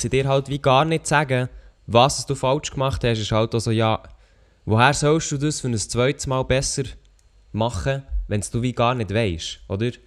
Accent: Switzerland; als Schweizer YouTuber

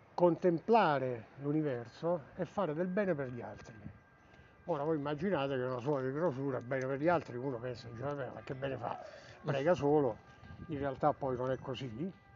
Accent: Tivoli, Lazio, Italy; noi che ci siamo nati

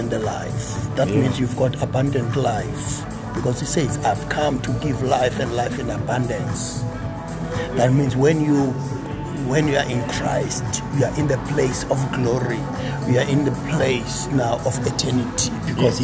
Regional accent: South Africa; I'm a South African

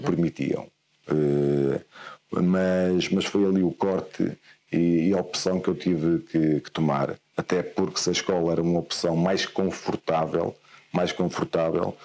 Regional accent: Guimarães, Norte, Portugal; Eu sou, eu sou de Guimarães, certo. eu sou natural, natural de Guimarães. Eh, nasci num, numa vila ali próxima, Vila de Ponte, vivo, okay. vivo ali.

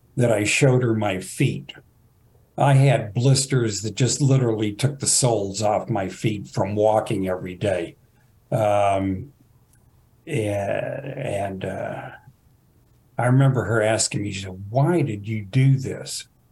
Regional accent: Fort Worth, Texas, United States; I grew up in Fort Worth

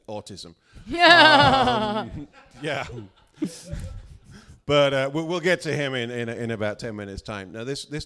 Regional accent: South Bay, California, United States; I'm from South Bay

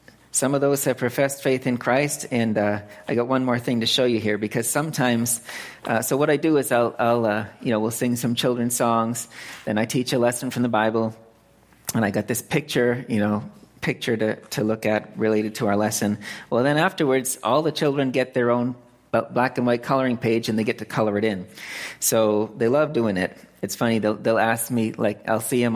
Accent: Lancaster, Massachusetts, United States; born or raised there; moved away as an adult; also born or lived in California; now in Phnom Penh, Cambodia

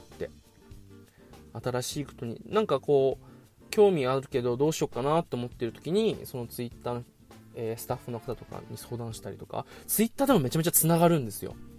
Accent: Okinawa, Japan; 地元沖縄

